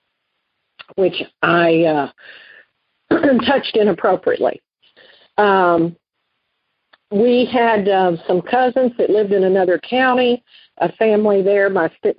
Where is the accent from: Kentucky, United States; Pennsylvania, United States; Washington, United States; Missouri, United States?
Kentucky, United States; Western; I grew up in Western Kentucky in a very rural area